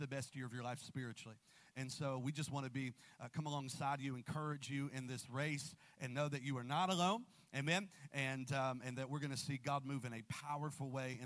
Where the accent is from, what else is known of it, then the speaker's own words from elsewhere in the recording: Columbus, Ohio, United States; I'm from Columbus, and my in-laws are here